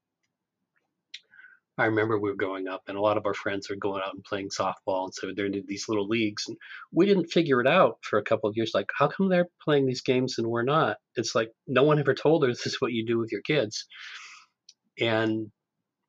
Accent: Southern Oregon, United States; also born or lived in Hawaii / California; now in Sunnyvale, United States; I grew up in Southern Oregon and with time in Hawaii, so I identify with all of that. But I've lived in California for a few decades now.

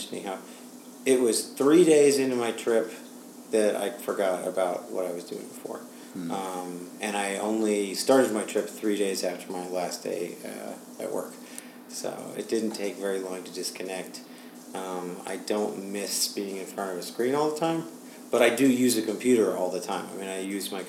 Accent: New York City, New York, United States; I am from New York City

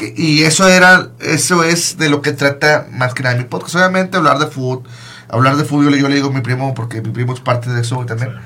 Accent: Monterrey, Nuevo León, Mexico; moved away as an adult; now in Michigan, United States; yo soy de Monterrey, pero yo eh, tengo cuatro años viviendo en, en, Michigan

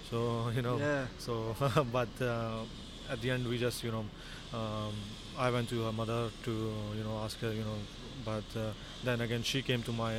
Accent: India; now in Melbourne, Australia; I'm Indian

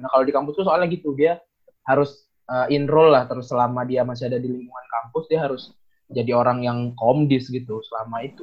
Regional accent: Sumatra, Indonesia; jadi uh, penjelasan aja kalau aku nih orang Sumatera yang tipikalnya pertama keras

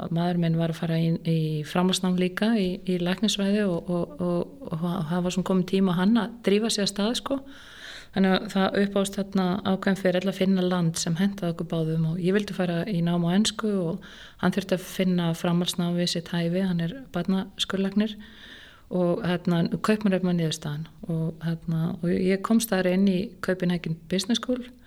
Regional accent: Reykjavík, Capital Region, Iceland; Ég er alveg upp í Reykjavík, í Fossóinum nánatilteki. Bara var þar alla mína barnasku

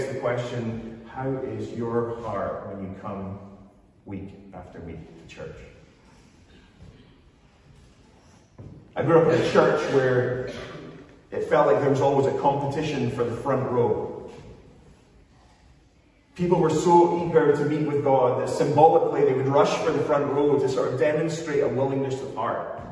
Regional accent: Scotland, United Kingdom

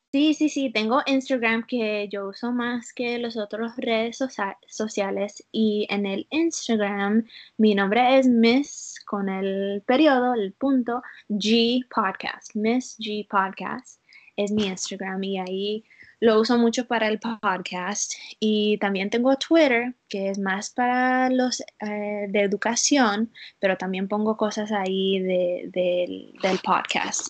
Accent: Utah, United States; Spanish is a second language; also born or lived in South Florida; now in Florida, United States; viviendo en la sur de la Florida, pero vengo de las montañas de Utah. So, yo soy de la otra parte de los Estados Unidos

